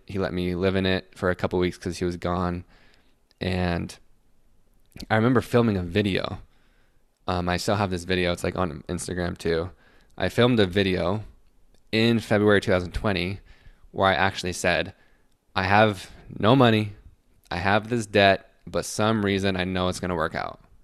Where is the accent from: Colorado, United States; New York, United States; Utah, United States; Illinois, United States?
Utah, United States; Salt Lake City; I'm from Salt Lake City